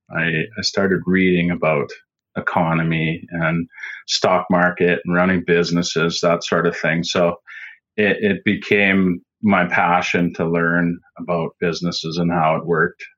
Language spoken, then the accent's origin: English; Saskatchewan, Canada; I am from Saskatchewan, Canada, right in the middle of the prairies, flat land, and I grew up on the farm